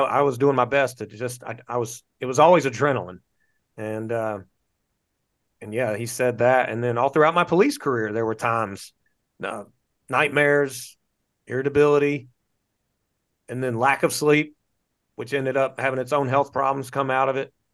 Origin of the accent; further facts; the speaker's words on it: North Carolina, United States; moved away as an adult; now in Florida, United States; I'm from North Carolina, born and raised in North Carolina